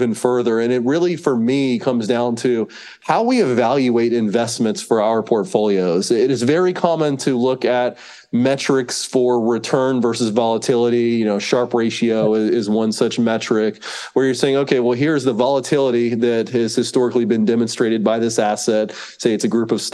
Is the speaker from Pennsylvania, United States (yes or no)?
no; North Carolina, United States; moved away as an adult; now in Austin, United States; I was born and raised in North Carolina